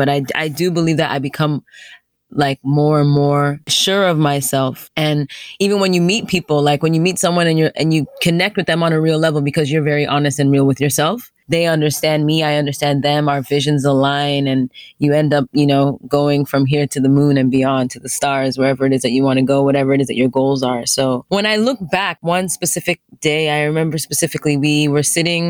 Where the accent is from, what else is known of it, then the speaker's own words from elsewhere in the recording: Nigeria; I'm a Nigerian, so it's not like I had never been there before, you know, spent time there, extended periods of time there.